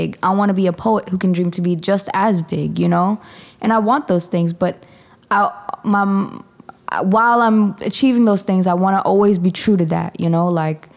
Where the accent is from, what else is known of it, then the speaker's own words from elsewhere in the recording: Stony Brook, New York, United States; now in Harlem, New York, United States; growing up in Stony Brook and being a person of color